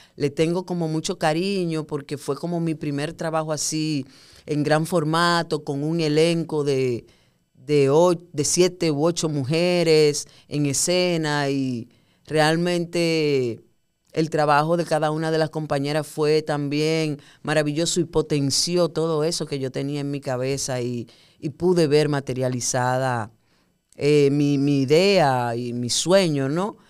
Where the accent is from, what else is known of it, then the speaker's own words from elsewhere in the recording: Puerto Plata, Dominican Republic; moved away as an adult; now in Santo Domingo, Dominican Republic; yo soy de Puerto Plata. Eh, cuando yo terminé el bachillerato en Puerto Plata, yo decidí venir a estudiar a Santo Domingo publicidad